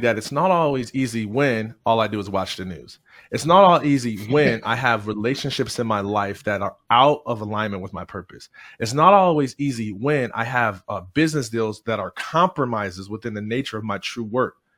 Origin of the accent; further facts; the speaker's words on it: Jackson, Michigan, United States; I am originally from Jackson, Michigan